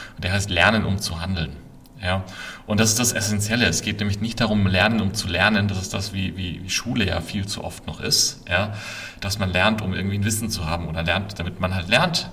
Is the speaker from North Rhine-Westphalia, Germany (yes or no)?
no; Würzburg, Bavaria, Germany; also born or lived in Berkeley; now in Ammersee, Germany; ich bin eigentlich gebürtiger Würzburger, wohne jetzt aber seit vielen Jahren außerhalb von München am Ammersee